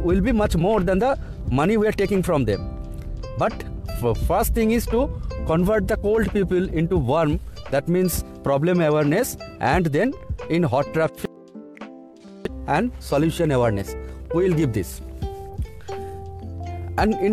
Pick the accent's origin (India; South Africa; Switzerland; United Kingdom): India; from India